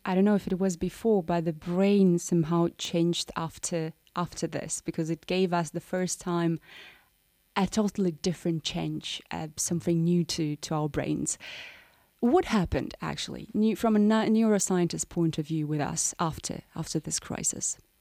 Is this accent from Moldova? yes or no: yes; Moldova; I'm from Moldova